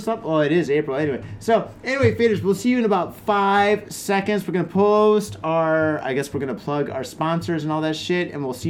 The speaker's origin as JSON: {"language": "English", "region": "Michigan", "country": "United States", "tie": "born or raised there", "moved": "yes", "lives_now": "Japan", "said": "I grew up in Michigan."}